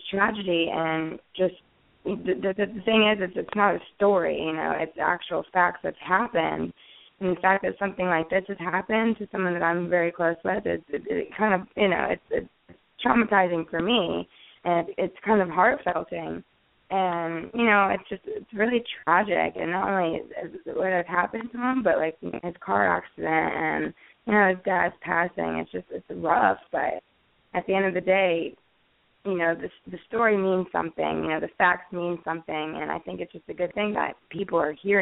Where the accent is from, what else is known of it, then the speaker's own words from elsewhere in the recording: West Palm Beach, Florida, United States; I grew up in West Palm Beach.